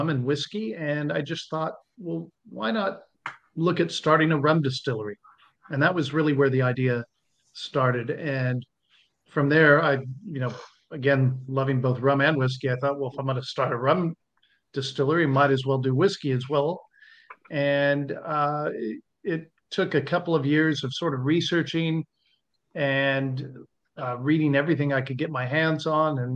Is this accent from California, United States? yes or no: yes; Southern California, United States; moved away as an adult; now in Northern Rivers, Australia; I'm from Southern California originally